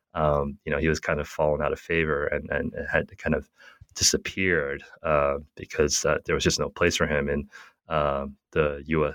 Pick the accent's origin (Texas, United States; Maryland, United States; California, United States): California, United States; Southern; moved away as an adult; also born or lived in Japan; now in Utah, United States; originally, I'm from Southern California, born and raised in Southern California